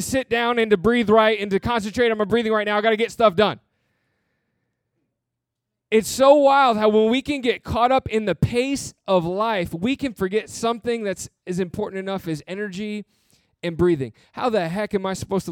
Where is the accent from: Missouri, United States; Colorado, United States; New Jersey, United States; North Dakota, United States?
New Jersey, United States; my family grew up in Michigan. And so I grew up mainly in New Jersey